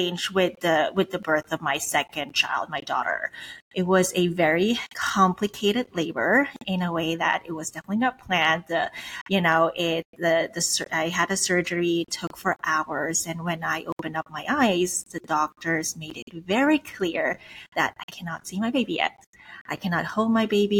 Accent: Switzerland; moved away; I'm Swiss. I was born and raised in Switzerland, but my background, my parents are from the Philippines.

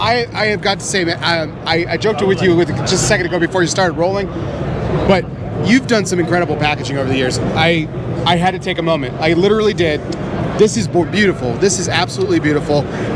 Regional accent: Texas, United States; I am from Texas.

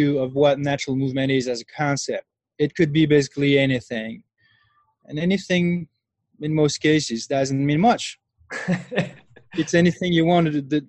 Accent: France; moved away as an adult; now in New Mexico, United States; I'm originally from France. And I moved to the U.S. about 10 years ago.

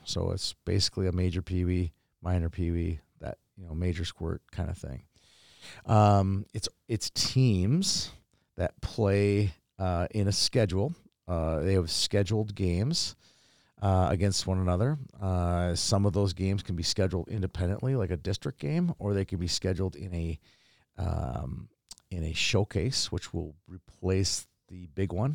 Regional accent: Minnesota, United States; I am from Minnesota

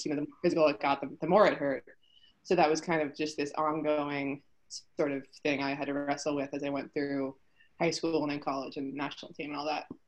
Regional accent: Poway, California, United States; also born or lived in Houston, Texas; i'm from poway um, I was born here in San Diego, but we actually moved to Texas

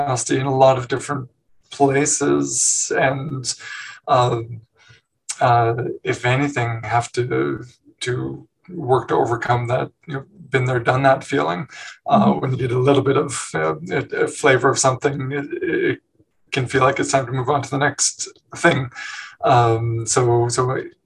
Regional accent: Newmarket, Ontario, Canada; moved away as an adult; also born or lived in Montreal / Hamilton; I was born in Montreal, but I grew up in a town called Newmarket, just north of Toronto

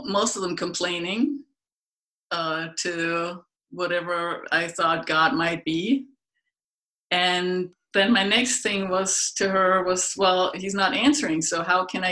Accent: Germany; moved away; I grew up in Germany, way out in the middle of nowhere.

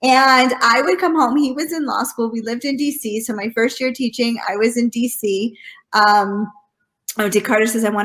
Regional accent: Michigan, United States; moved away as an adult; also born or lived in Washington, D.C.; I'm from Michigan originally

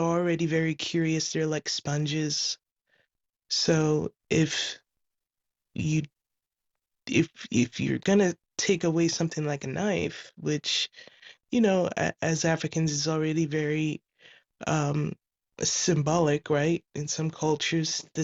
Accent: Ghana; now in California, United States; I'm calling from California. I'm originally from Ghana

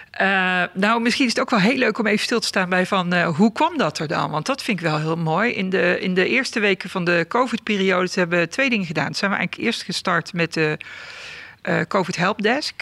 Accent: southern Netherlands, Netherlands; in een eh, dorp in, het, in het zuiden van het land, maar dat hoor je volgens mij ook nog wel. Hè? Ik ben mijn accent niet verloren

